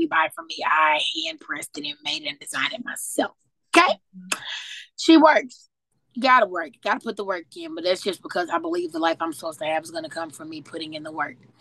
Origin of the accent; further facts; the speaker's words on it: St. Louis, Missouri, United States; moved away as an adult; now in Louisville, United States; I was born and raised in St. Louis, Missouri